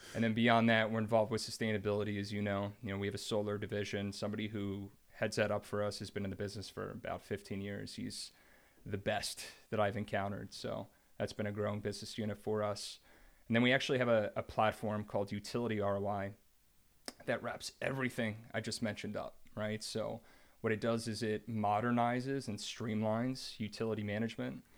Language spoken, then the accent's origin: English; New Jersey, United States; I grew up in New Jersey.